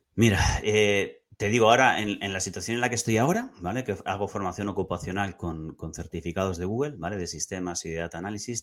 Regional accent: Madrid, Community of Madrid, Spain; also born or lived in Barcelona; now in Tarragona, Spain; Yo soy de Madrid

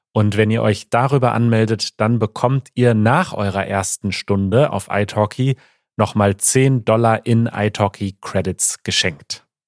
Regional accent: Germany; ich bin nicht stolz darauf, deutsch zu sein

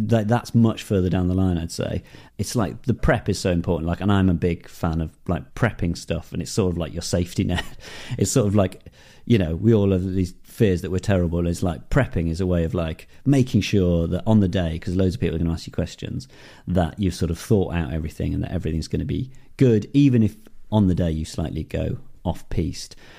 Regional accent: Darlington, North East England, United Kingdom; I grew up in the Northeast in Darlington

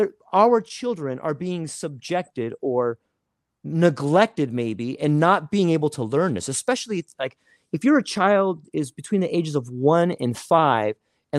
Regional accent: California, United States; now in Hawaii, United States; I grew up in Southern California, and it was not. There wasn't a whole lot of diversity.

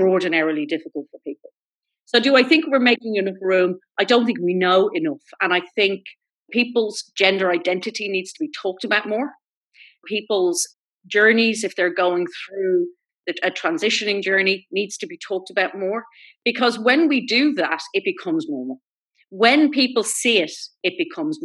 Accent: Ireland; My experience as an Irish gay woman

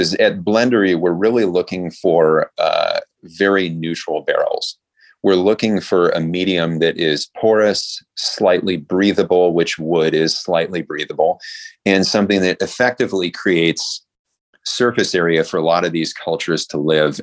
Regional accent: San Francisco Bay Area, California, United States; I grew up in the San Francisco Bay Area

